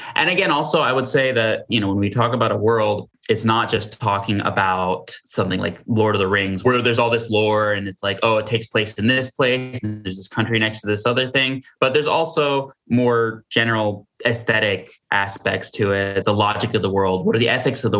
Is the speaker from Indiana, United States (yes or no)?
no; Hastings-on-Hudson, New York, United States; I am from Westchester, New York, a little town called Hastings-on-Hudson